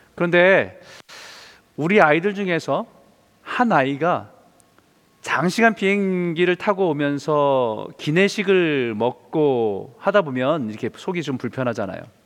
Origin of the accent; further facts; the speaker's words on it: South Korea; now in Vancouver, Canada; 우리는 또 한국 사람